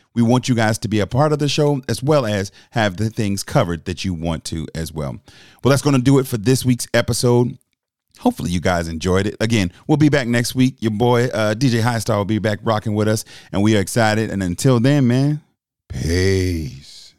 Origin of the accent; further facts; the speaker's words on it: Charleston, South Carolina, United States; I'm from Charleston, I know that region well